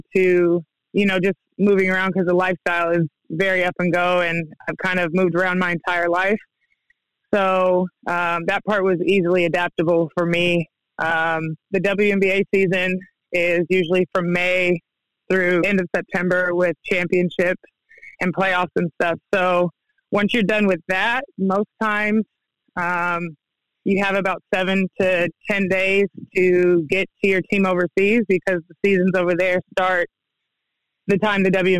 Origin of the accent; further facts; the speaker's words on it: Denver, Colorado, United States; also born or lived in Kansas; now in Mount Juliet, United States; I didn't originally grow up here. We moved here from Kansas. I've kind of grown up a little bit everywhere. Denver is home for me. That's where I was born.